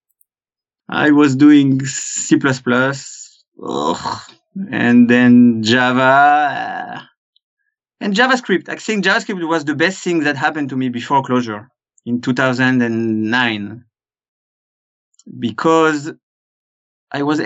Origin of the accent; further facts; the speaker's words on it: France; accent: French; English is a second language; moved away as an adult; now in Israel; I was born in France, as you probably guessed from my accent. But for the last 20 years, I've lived in Israel.